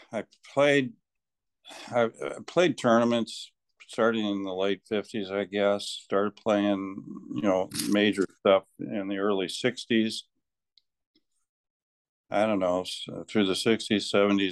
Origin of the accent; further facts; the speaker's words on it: Fort Dodge, Iowa, United States; I grew up in Fort Dodge